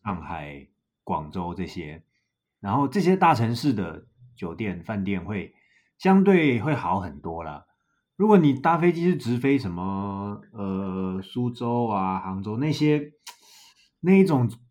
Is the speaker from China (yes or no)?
no; Taiwan; 我们台湾人一定有烤肉的习惯吧？